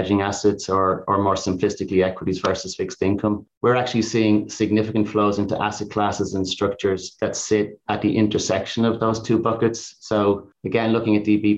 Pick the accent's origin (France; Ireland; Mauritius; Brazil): Ireland; now in United States; being Irish